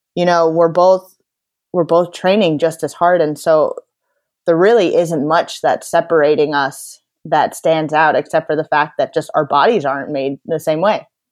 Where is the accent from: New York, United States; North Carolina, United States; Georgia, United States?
New York, United States; Sea Cliff; moved away as an adult; now in Boston, United States; I'm from Seacliff, New York, which is out in Long Island, but I currently live in Boston, Massachusetts